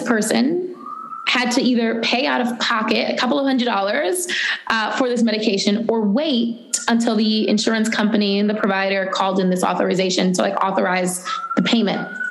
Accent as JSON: {"language": "English", "town": "New York City", "region": "New York", "country": "United States", "tie": "born or raised there", "said": "I grew up in the Bronx, where I live now"}